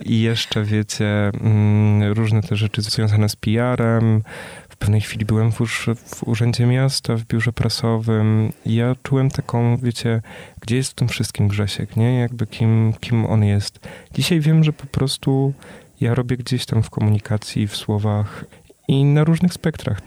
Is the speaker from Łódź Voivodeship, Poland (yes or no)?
no; small town near Częstochowa, Silesian Voivodeship, Poland; moved away; Ja sam też jestem z małej miejscowości pod Częstochową, gdzie zresztą moi rodzice przyjechali